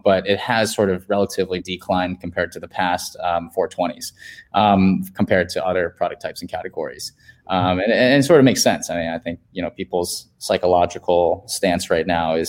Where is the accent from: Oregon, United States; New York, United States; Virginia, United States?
Virginia, United States; now in San Francisco, United States; home state in Virginia